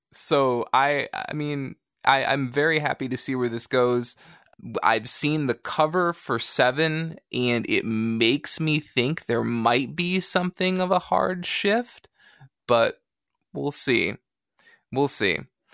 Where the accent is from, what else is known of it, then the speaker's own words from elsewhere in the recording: Michigan, United States; I certainly don't ever remember that growing up in West Michigan.